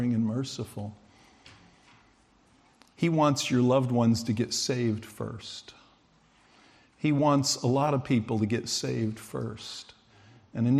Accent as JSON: {"language": "English", "country": "United States", "said": "I'm an American"}